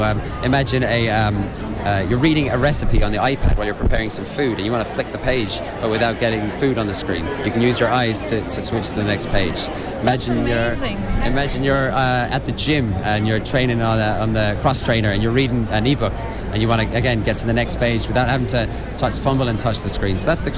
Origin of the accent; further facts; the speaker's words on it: Connacht, Ireland; I'm {S1} from Mayo. Dermot's from Galway.